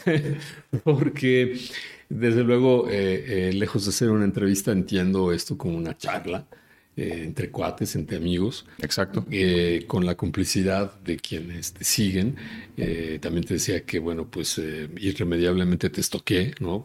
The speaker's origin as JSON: {"language": "Spanish", "region": "Mexico City", "country": "Mexico", "tie": "born or raised there", "said": "Yo soy de la Ciudad de México, yo nací aquí"}